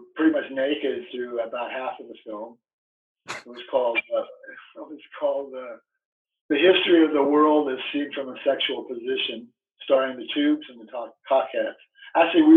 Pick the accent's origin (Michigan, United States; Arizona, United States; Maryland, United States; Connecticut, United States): Arizona, United States; growing up in Arizona